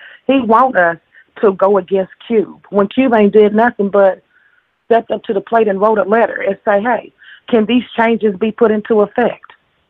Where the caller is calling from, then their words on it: Indianapolis, Indiana, United States; I'm calling from Indianapolis.